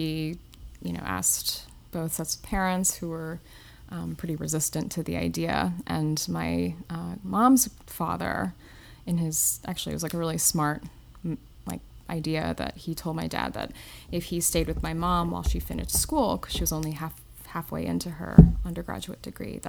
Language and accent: English; Northern Illinois, United States; moved away as an adult; also born or lived in McHenry, Illinois; now in New York City, United States; I grew up in Northern Illinois